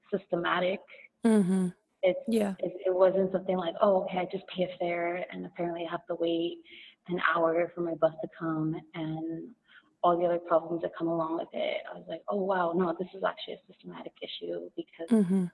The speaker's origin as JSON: {"language": "English", "town": "Los Angeles", "region": "California", "country": "United States", "said": "I'm from East"}